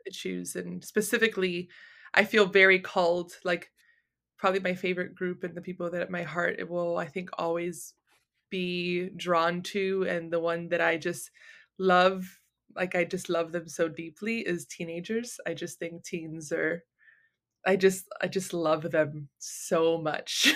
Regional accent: Miami, Florida, United States; I was born and raised in Miami

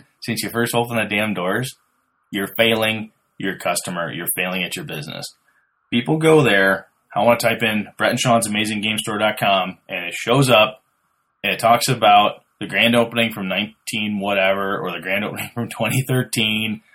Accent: Merchant Center, Wisconsin, United States; I'm from Merchant Center

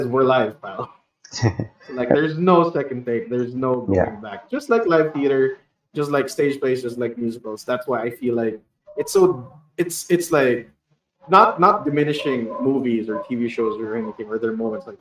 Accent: Bacolod, Western Visayas, Philippines; I am from Bacolod, so it's a place of like where haciendas are

